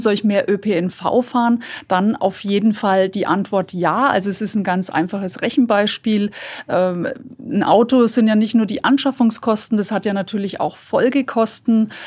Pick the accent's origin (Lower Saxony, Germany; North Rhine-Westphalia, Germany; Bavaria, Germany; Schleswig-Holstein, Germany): Bavaria, Germany; Fürth; bei uns in Fürth